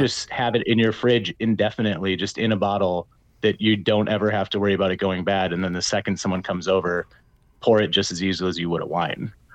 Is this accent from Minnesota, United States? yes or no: yes; Minnesota, United States; I'm from Minnesota